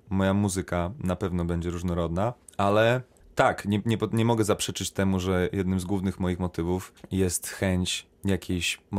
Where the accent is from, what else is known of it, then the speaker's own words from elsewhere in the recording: Poland; moved away; also born or lived in Sweden; będąc w Szwecji przez 9 lat, ja zawsze sobie powtarzałem, że ja nie jestem Szwedem, ja jestem Polakiem.